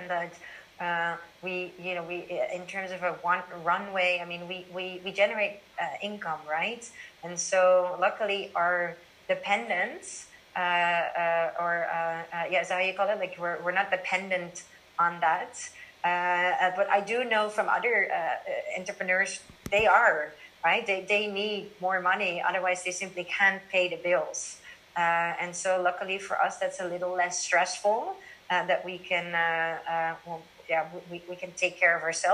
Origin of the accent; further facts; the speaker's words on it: Amsterdam, North Holland, Netherlands; moved away as an adult; now in Shanghai, China; I'm originally from Amsterdam and my friends and family that are all here